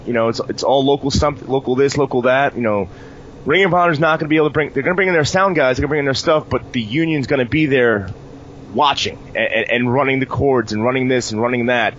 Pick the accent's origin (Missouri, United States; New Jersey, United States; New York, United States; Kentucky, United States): New York, United States; New York City; for me as a New Yorker